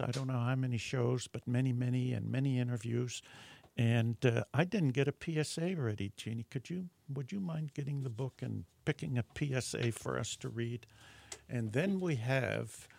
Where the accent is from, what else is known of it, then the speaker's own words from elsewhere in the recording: Netherlands; moved away; I was born in Holland and still have yeah. cousins there, and so I go back occasionally